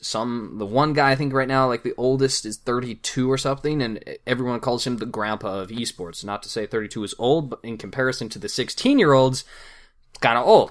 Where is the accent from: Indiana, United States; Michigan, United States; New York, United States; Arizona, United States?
Arizona, United States; I'm from Arizona